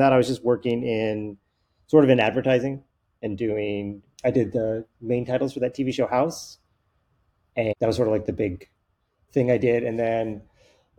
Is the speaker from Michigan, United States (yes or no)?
no; Reno, Nevada, United States; also born or lived in Hawaii; I grew up in Reno, Nevada. Like, you know, I mentioned Hawaii, but I really grew up in Reno, Nevada